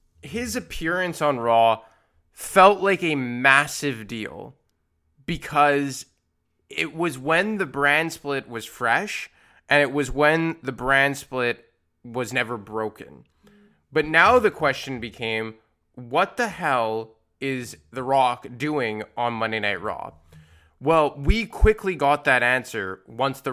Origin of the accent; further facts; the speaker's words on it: Montreal, Quebec, Canada; it was in Montreal, my hometown